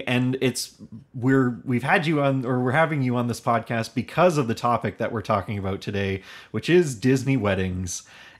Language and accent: English; Hamilton, Ontario, Canada; I'm from Hamilton, Ontario.